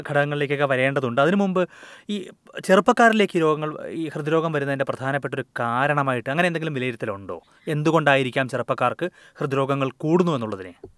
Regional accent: India; moved away as an adult; now in Australia; India പോലുള്ള രാജ്യങ്ങളിൽ ജനിച്ചു വളർന്ന നമ്മളെ പോലുള്ള ഫസ്റ്റ് മൈഗ്രൻസിന്

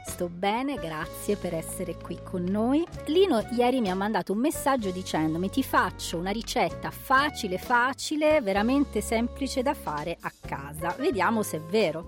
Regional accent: Calabria, Italy; io sono calabrese

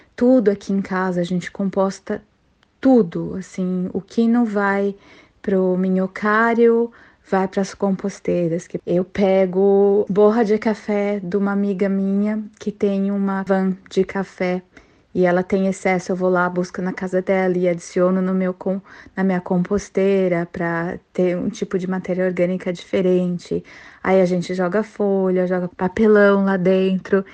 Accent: São Paulo, Brazil; now in Mackay, Australia; vim de São Paulo

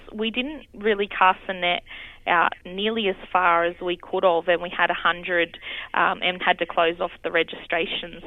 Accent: Campbelltown, New South Wales, Australia; here uh, is where I've been born and raised

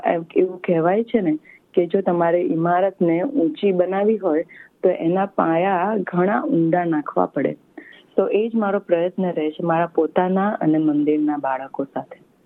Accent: India; moved away; આપણે ભારતીય છીએ

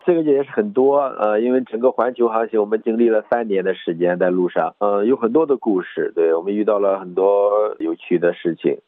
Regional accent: Shandong, China; moved away as an adult; also born or lived in Hainan; now in France; 因为我是出生在一个山里的孩子

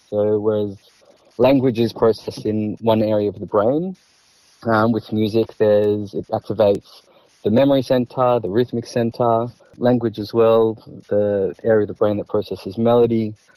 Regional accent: Melbourne, Victoria, Australia; Born and bred in Melbourne.

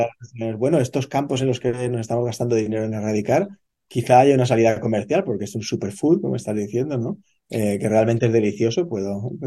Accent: Spain; moved away as an adult; now in Australia; Yo soy español eh, originalmente eh, y, yo de pequeño también estaba acostumbrado eh, a, ver esta higo chumbo, que es como le llamamos en España

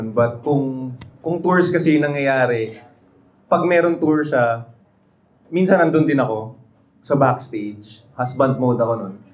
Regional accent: Cagayan de Oro, Northern Mindanao, Philippines; Tapos parehas kaming Bisaya. So, nung nag nakita kami, may Bisaya si Deka, taga, taga-asa ka. She's from Davao, I'm from CDO.

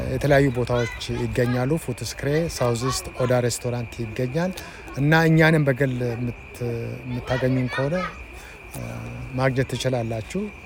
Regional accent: Shashamane, Oromia, Ethiopia; now in Saudi Arabia; እኔ የተወለድኩት እዛ ሸሸመኔ ነው

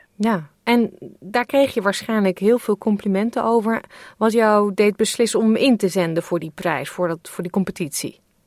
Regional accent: Netherlands; now in Australia; wij Nederlanders

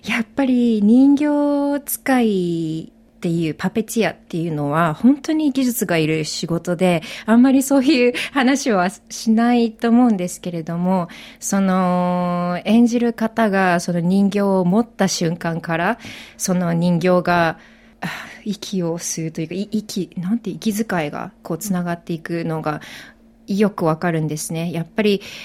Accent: Japan; moved away as an adult; now in Australia; 私はもともと日本で育って

